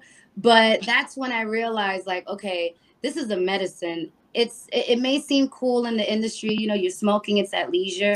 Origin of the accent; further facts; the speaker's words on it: New York City, New York, United States; moved away as an adult; also born or lived in Hayward, California; I'm originally from the Bronx